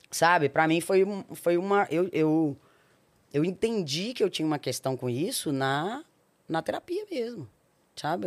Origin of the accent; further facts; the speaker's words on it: Belo Horizonte, Minas Gerais, Brazil; also born or lived in Porto Seguro / Nanuque; sou nascida em Belo Horizonte, Minas Olha. Gerais a minha mãe, ela é do interior de Minas, né? Minha avó teve todas as minhas tias no interior de Minas, numa cidade que chama Nanuque, que é bem na divisa de, de Minas, Bahia e Espírito Santo ali. É... Eu morei 15 anos em Belo Horizonte